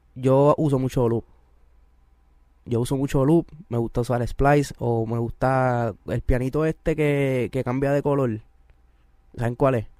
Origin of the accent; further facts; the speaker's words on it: Carolina, Puerto Rico; yo estudié con él en Carolina. En Carolina todo el mundo nos conocemos